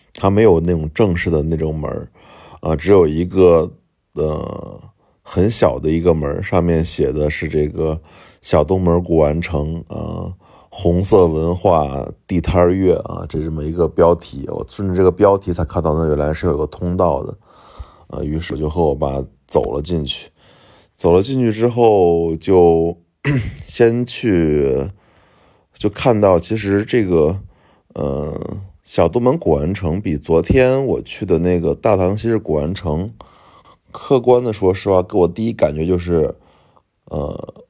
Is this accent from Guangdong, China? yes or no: no; Shaanxi, China; accent: Shaanxi dialect; 我马上用陕西话回了一句，说，我是陕西的